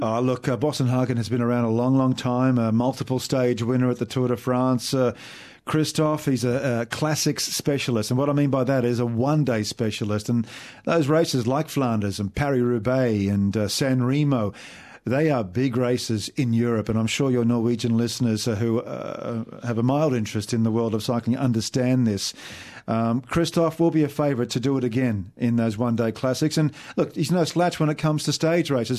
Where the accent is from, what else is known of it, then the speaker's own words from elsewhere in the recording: Australia; as an Aussie